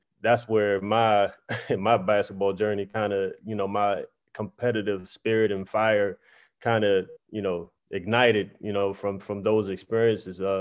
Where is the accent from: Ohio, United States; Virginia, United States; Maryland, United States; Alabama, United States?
Maryland, United States; Prince George's County; growing up in Prince George's County, Maryland, we had a lot of talented kids